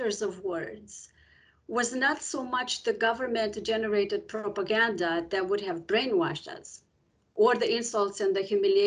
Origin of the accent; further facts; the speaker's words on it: Romania; first language Romanian; English is a second language; moved away; I came from Romania in 1989 in a family of political dissidents